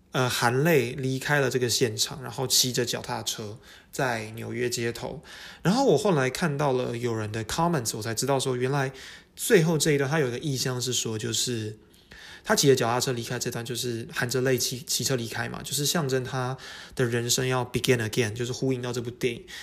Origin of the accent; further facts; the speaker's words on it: Taiwan; 我们台湾人叫沙，巴拉歌嘛